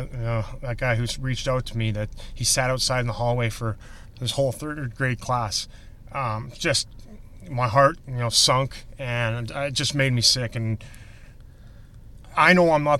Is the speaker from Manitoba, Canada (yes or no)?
no; Saskatoon, Saskatchewan, Canada; moved away as an adult; now in Chicago, United States; I'm from Saskatoon, Saskatchewan, up in God's country in Canada.